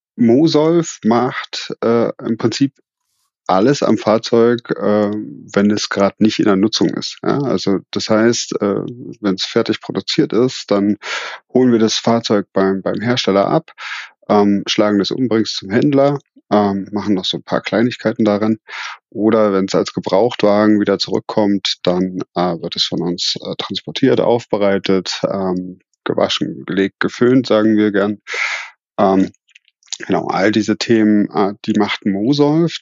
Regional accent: Berlin, Germany; moved away as an adult; also born or lived in Switzerland; now in Kirchheim unter Teck, Germany; bin ich ja gebürtig aus Berlin

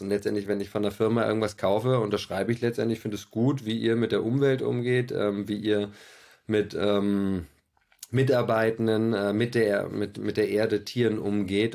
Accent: Berlin, Germany; Ich bin äh, Berliner

